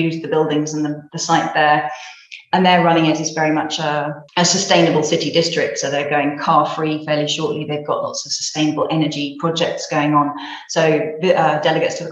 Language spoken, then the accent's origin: English; United Kingdom; now in Spain; I'm British originally